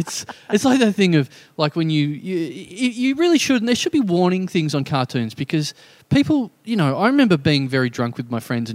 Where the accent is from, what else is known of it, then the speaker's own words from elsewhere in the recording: Maribor, Drava, Slovenia; I'm from Maribor. I was 8 and drunk.